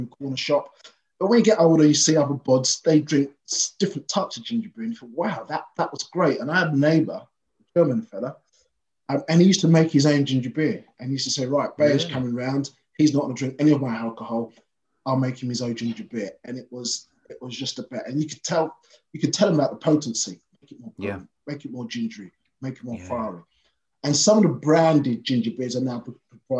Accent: London, United Kingdom; born and bred in Brixton

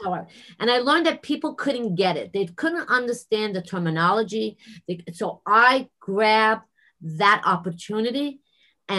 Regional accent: New York City, New York, United States; accent: New York

